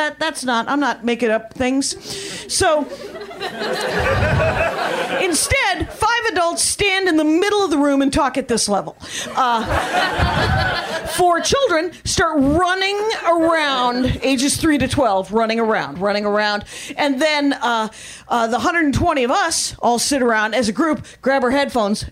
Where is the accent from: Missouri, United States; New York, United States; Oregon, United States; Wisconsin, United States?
Wisconsin, United States; I'm from Wisconsin